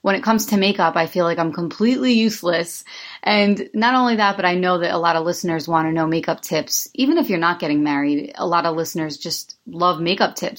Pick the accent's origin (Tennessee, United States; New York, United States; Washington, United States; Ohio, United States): New York, United States; moved away as an adult; I'm originally from New York and I moved down here in 2008